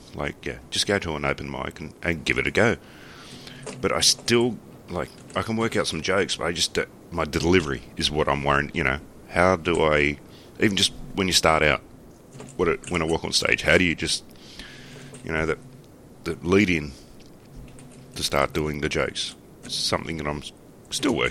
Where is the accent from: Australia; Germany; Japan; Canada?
Australia; a lot of my jokes are Australian based